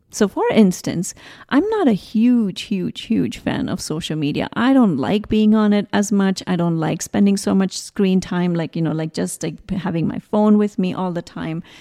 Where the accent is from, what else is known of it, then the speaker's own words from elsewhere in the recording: South India, India; I grew up in India. I come from a very, very traditional Indian, South Indian family.